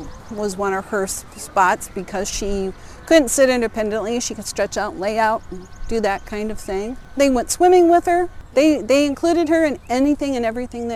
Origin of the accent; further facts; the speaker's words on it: Anamosa, Iowa, United States; I'm actually originally from Anamosa